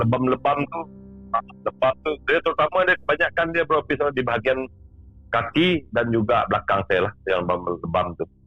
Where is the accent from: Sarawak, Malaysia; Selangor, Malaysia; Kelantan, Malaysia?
Sarawak, Malaysia; saya berasal dari Sarawak